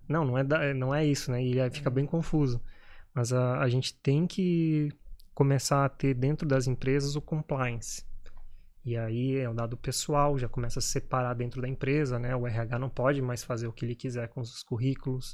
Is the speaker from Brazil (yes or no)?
yes; Brazil; moved away as an adult; eu sou brasileiro